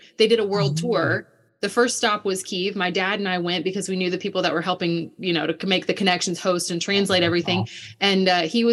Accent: Birmingham, Alabama, United States; also born or lived in Ukraine / Foley, Alabama; I grew up in Birmingham, Alabama

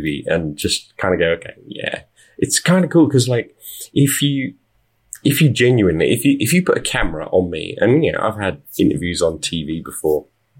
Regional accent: United Kingdom; accent: British; moved away as an adult; now in Las Vegas, United States; I am British. You can tell from my accent, but my wife and I moved to Las Vegas.

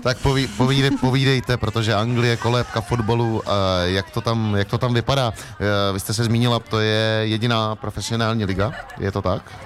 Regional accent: Liberec, Liberec Region, Czechia; jsem z Liberce

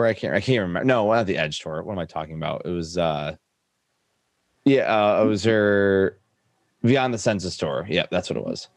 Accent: Detroit, Michigan, United States; moved away as an adult; also born or lived in Los Angeles; I'm from Detroit originally, but I moved to LA and I came back literally last year in July.

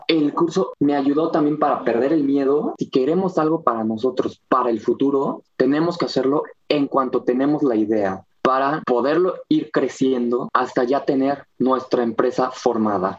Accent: Cuernavaca, Morelos, Mexico; soy de Cuernavaca

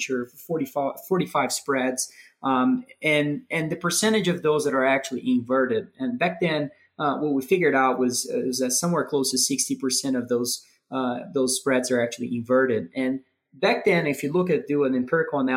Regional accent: Brazil; moved away as an adult; now in Denver, United States; I was born and raised in Brazil. I moved to the U.S. maybe 10 years or so ago to play tennis in college

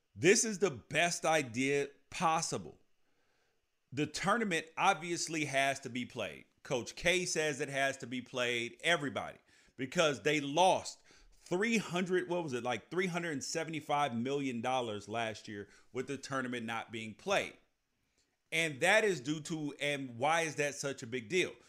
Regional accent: United States; as American citizens

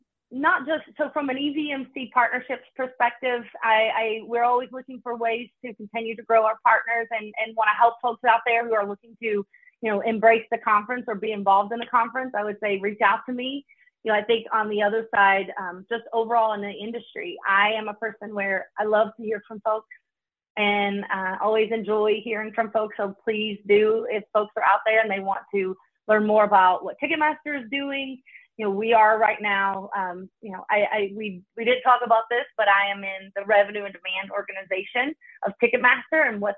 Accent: the South, United States; you know, growing up in the South, I love hometowns, like home comfort food.

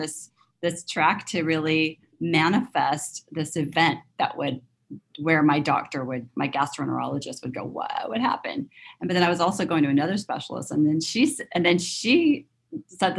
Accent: Southern California, United States; moved away as an adult; also born or lived in London; now in Northern California, United States; I grew up in Southern California

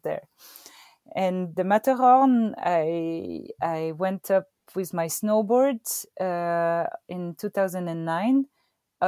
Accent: Verbier, Valais, Switzerland; I grew up in Verbier and the ski resort of Verbier

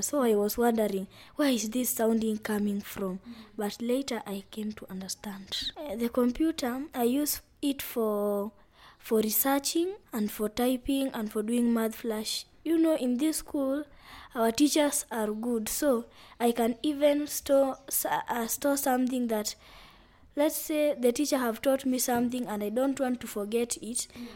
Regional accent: Vihiga County, Kenya; I come from Vihiga County in western region of Kenya

